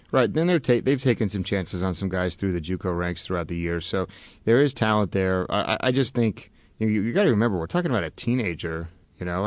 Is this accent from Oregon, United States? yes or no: yes; Oregon, United States; I grew up in Oregon